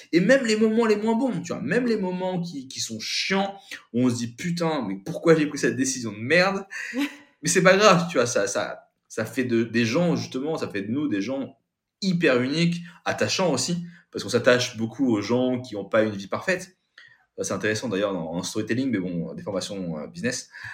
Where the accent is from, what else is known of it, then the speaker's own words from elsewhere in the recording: France; also born or lived in Kathmandu, Nepal; je suis de Sébrien